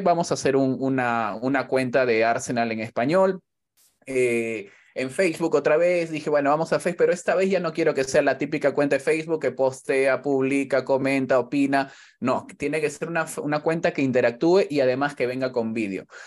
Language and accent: Spanish; Callao, Peru; now in Spain; en el barrio, yo soy del Callao